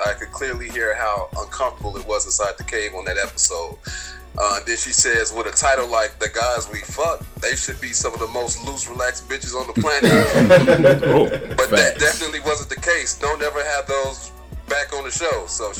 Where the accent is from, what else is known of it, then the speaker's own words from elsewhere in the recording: Alabama, United States; now in New York, United States; I'm from Alabama, too, and I live in New York.